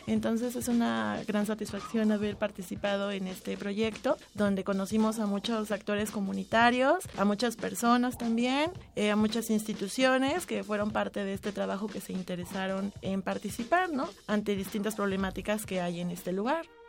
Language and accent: Spanish; Mexico City, Mexico; Yo nací aquí en la Ciudad de México el 18 de mayo de 1989